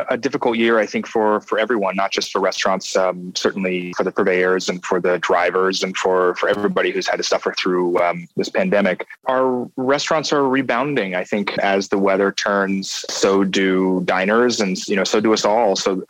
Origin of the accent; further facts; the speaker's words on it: New York City, New York, United States; I get stuck in my head of being a New Yorker.